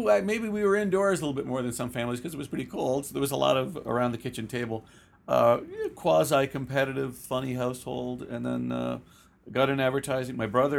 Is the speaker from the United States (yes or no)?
no; Guelph, Ontario, Canada; I was raised in Guelph, about an hour west of Toronto